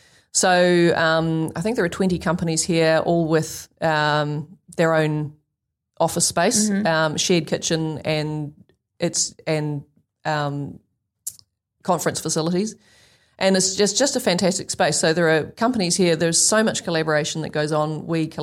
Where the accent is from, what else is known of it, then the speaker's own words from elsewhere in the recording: New Zealand; New Zealanders are not great at selling ourselves.